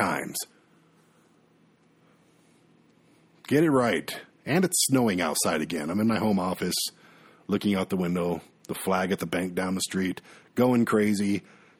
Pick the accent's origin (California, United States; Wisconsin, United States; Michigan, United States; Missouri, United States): Michigan, United States; my home state of Michigan